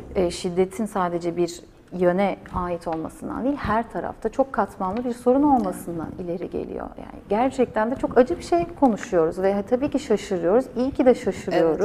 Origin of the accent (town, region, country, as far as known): Turkey; first language Turkish; moved away